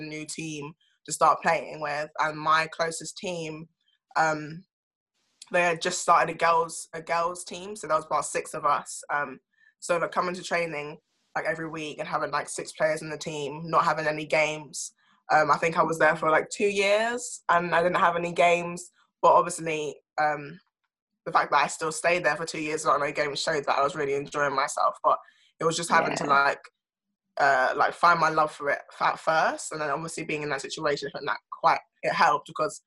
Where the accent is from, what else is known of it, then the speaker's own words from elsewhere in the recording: London, United Kingdom; I grew up, live in South London.